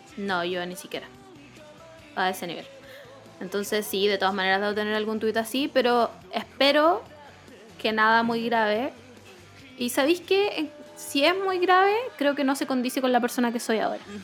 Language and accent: Spanish; Rancagua, O'Higgins, Chile; mi pueblo de Rancagua